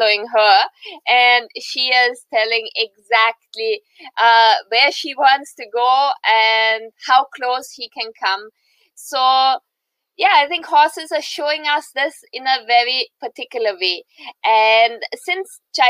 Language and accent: English; Austria; moved away as an adult; now in India; I was born in Austria, in the heart of Europe, close to Germany